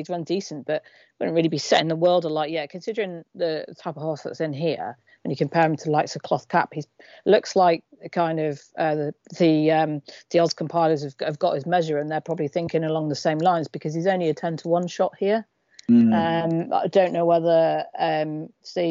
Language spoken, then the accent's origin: English; England, United Kingdom; as a English follower of Northrend Racing